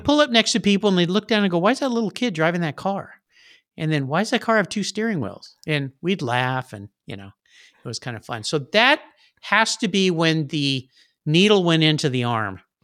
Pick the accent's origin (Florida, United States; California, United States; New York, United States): California, United States; La Jolla; grew up in La Jolla, California, where there's lots of nice cars